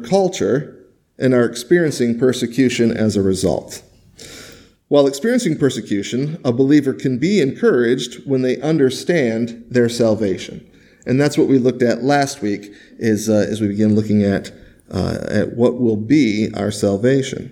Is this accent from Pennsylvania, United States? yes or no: no; Michigan, United States; moved away; I grew up in Michigan